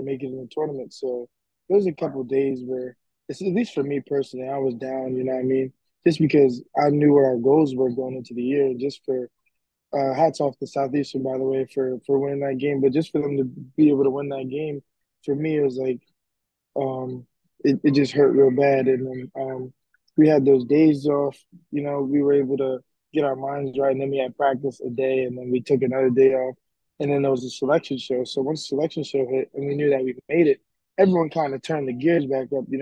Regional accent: United States; moved away as an adult; also born or lived in Johnstown, Pennsylvania; now in Florida, United States; I'm from up north, so I'm kind of used to it, but living in Florida for what, 7 to 8 months.

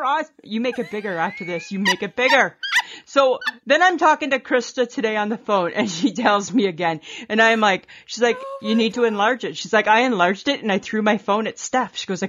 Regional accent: Ontario, Canada; And then it got me thinking back to being a little girl growing up in Ontario.

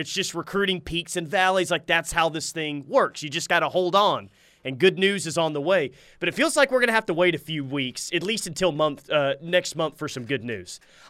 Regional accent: Chickasha, Oklahoma, United States; I'm from Chickasha.

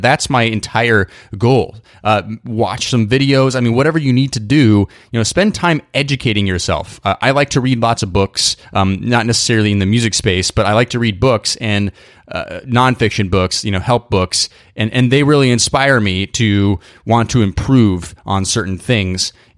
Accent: Idaho, United States; moved away; I grew up in Idaho

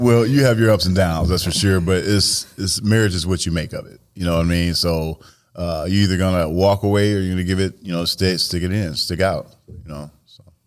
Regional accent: Joliet, Illinois, United States; born and raised in Joliet, uh, Illinois

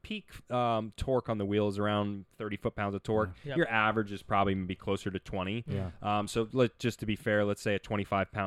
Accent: Nashville, Tennessee, United States; I grew up in Nashville, Tennessee

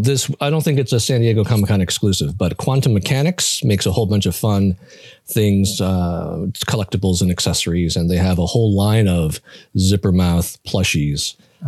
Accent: Taiwan; some tea shop in downtown Taipei in Taiwan. Kudos to my home country.

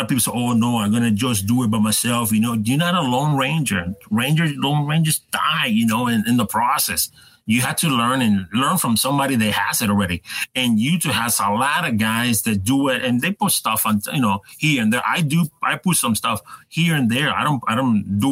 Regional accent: Puerto Rico; moved away; I grew up in Puerto Rico

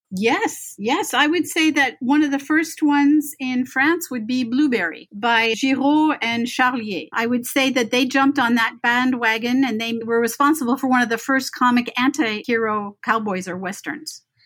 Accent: Beverly Hills, California, United States; I grew up in Beverly Hills

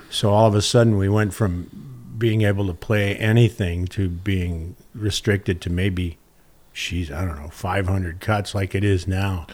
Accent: Arlington Heights, Illinois, United States; moved away as an adult; also born or lived in Detroit, Michigan / Wisconsin; now in San Diego, United States; I was born in Motor City and then, uh, left there before I even remembered and then basically grew up in a suburb of Chicago called Arlington Heights

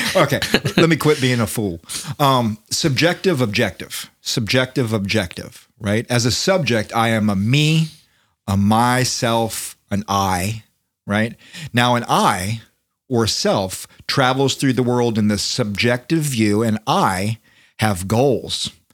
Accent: United States; as an American

